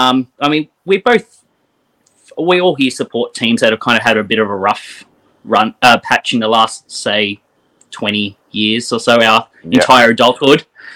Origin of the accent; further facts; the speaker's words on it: Tamworth, New South Wales, Australia; moved away as an adult; now in Queensland, Australia; So, I didn't grow up in Queensland. I've just lived up here for a few years. I grew up in Tamworth